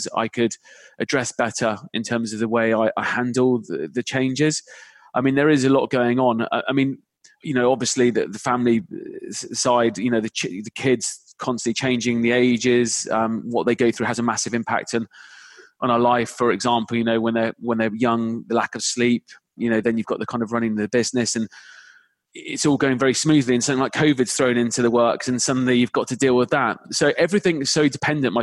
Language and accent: English; the Cotswolds, South West England, United Kingdom; moved away as an adult; now in London, United Kingdom; I grew up in the Cotswolds, had an interesting growing up life